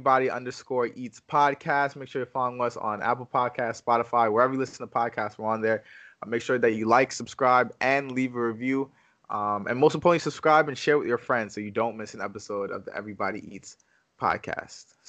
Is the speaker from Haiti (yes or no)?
yes; Haiti; I'm Haitian over here.